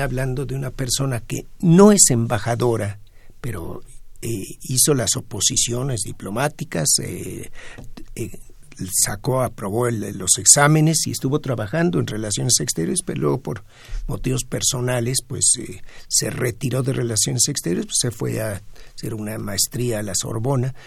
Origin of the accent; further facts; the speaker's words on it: Mexico; en México como latinoamericanos